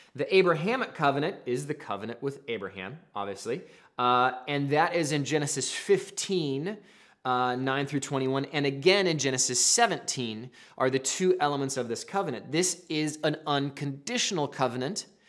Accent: the Northwest, Pacific Northwest, United States; I'm from the Northwest

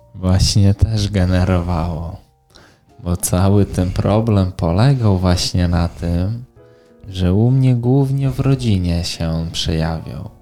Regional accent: Białystok, Podlaskie Voivodeship, Poland; mam 19 lat i pochodzę z Białego Stoku

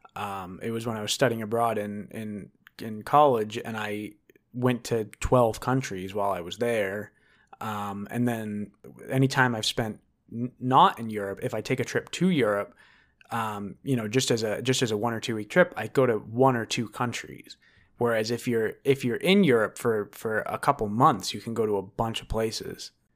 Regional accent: United States; I'm American

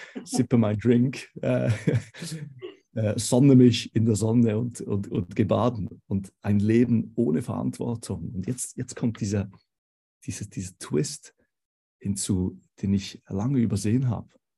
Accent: Switzerland; accent: Swiss; moved away as an adult; now in Konstanz, Germany; Vielleicht könnt ihr es hören ähm, vom Dialekt her. Ich bin Schweizer ursprünglich.

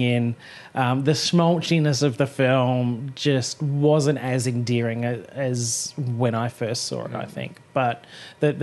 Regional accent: Australia; We're Australians.

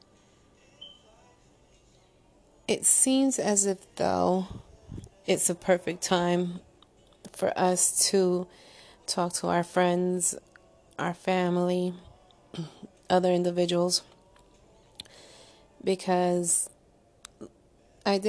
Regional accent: Paterson, New Jersey, United States; accent: Jersey, New York; it's a Jersey, New York accent. And it is what it is. I am a Jersey girl from Patterson

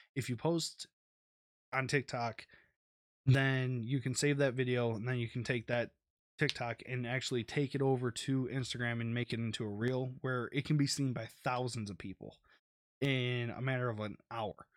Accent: Detroit, Michigan, United States; I'm from Detroit, I'm gonna support my home team

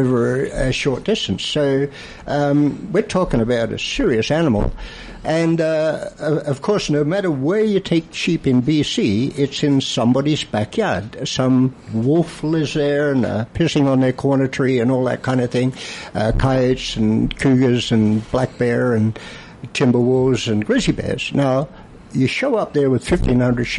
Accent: Australia; moved away; I'm from Australia.

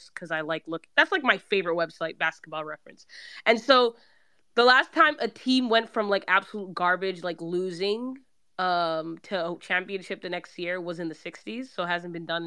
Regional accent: Sacramento, California, United States; I'm from Sac, so I was born here and everything

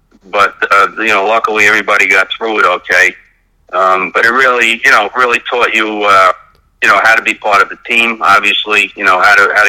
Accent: New York City, New York, United States; I grew up here in Brooklyn playing roller hockey mostly during the late 1960s, early 1970s

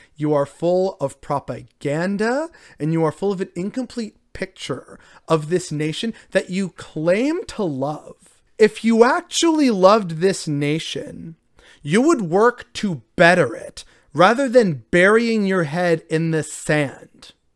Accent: Canada

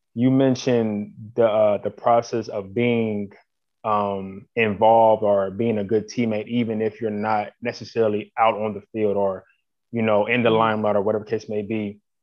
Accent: Columbus, Ohio, United States; I'm from Columbus. Um, yeah, grew up in Columbus. I'm still in Columbus to this day

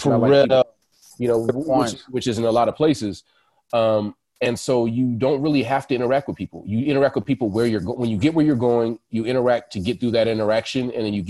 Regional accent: California, United States; It's Cali. We're from Cali. It's part of our environment.

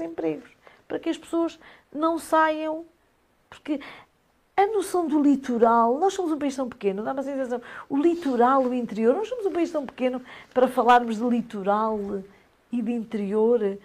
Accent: Aveiro, Aveiro District, Portugal; moved away as an adult; now in Trás-os-Montes, Portugal; Eu também sou da Aveiro, vim para cá, porque vim atrás do meu marido

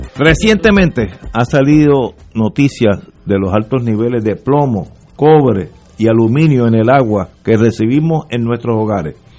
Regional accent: Puerto Rico; soy puertorriqueño

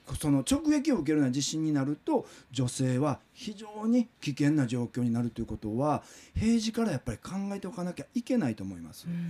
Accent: Kobe, Hyogo, Japan; moved away; 僕は神戸生まれ育ちで神戸に住んで大阪の新聞社に勤務をしてたんですけども

